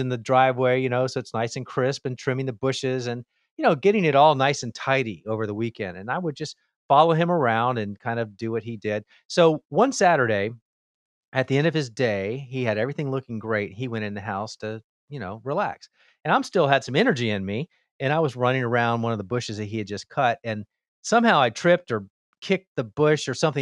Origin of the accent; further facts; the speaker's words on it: Miami, Florida, United States; I grew up in Miami, Florida